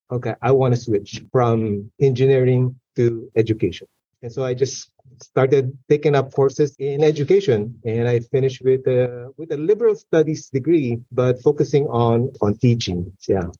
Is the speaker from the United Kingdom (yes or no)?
no; Philippines; moved away as an adult; I grew up in the Philippines